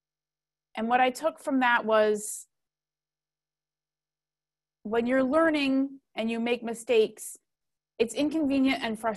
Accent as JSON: {"language": "English", "region": "Nebraska", "country": "United States", "tie": "born or raised there", "said": "I grew up in Nebraska"}